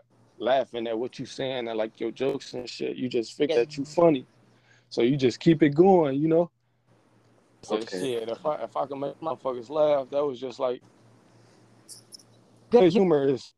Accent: Chicago, Illinois, United States; growing up in Chicago.

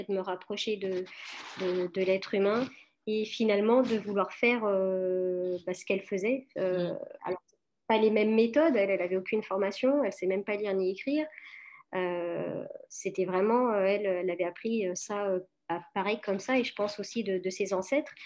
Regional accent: France; also born or lived in Portugal; je suis née en France, Euh, je suis née en France, mais mes parents, euh, sont portugais tous les deux.

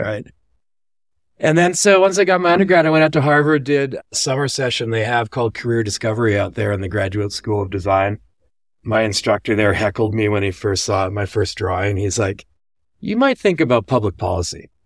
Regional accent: Vancouver, British Columbia, Canada; moved away as an adult; also born or lived in Nassau, Bahamas / Denver; behind me is Vancouver. That's where I grew up.

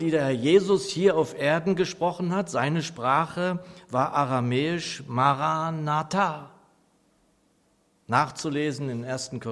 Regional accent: Nordheim, Germany; now in Aschaffenburg, Germany; ich liebe die Gemeinde Nordheim, meine Heimatgemeinde.

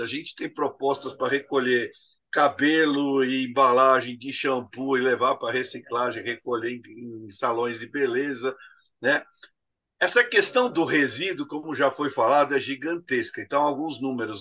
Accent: Brazil; Eu cresci falando que o Brasil era abundante em água

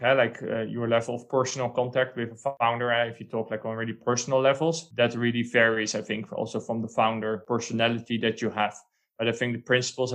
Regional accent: Netherlands; now in Spain; I'm from the Netherlands, one of the smallest countries in Europe.

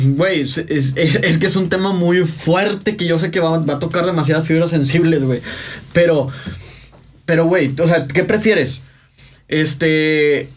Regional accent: Mexico; nosotros como mexicanos

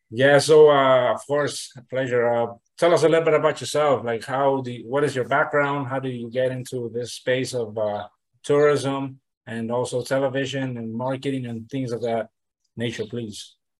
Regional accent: Nayarit, Mexico; I'm from originally from Nayarit, Nayarit, Mexico

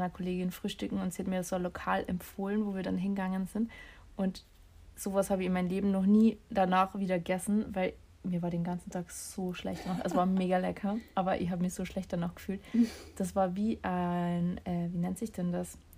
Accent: Germany; bei uns in Deutschland

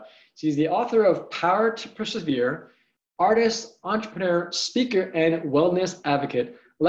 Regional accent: New York City, New York, United States; I grew up in New York City.

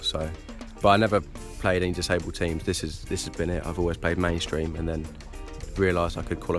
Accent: Brighton, South East England, United Kingdom; I'm from Brighton.

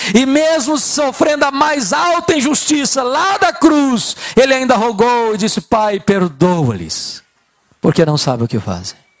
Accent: Espírito Santo, Brazil; Eu sou do estado do Espírito Santo

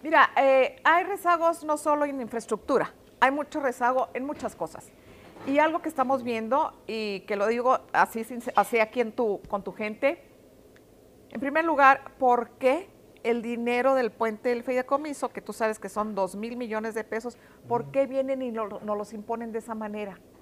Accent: Ciudad Juárez, Chihuahua, Mexico; soy aquí de Ciudad Juárez

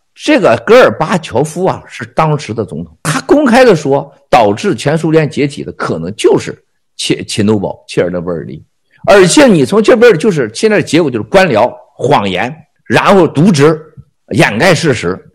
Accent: China; 你们不要恨我们中国人

